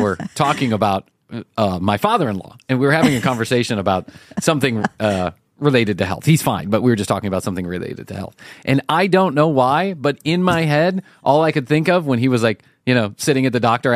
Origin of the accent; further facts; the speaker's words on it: United States; our American eye